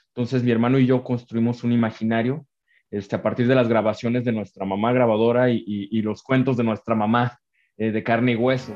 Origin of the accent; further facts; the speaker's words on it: Mexico; also born or lived in Guadalajara, Mexico; como realizador mexicano